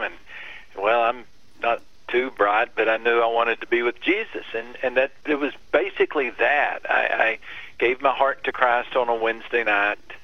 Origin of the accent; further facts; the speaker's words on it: West Texas, United States; I grew up in West Texas.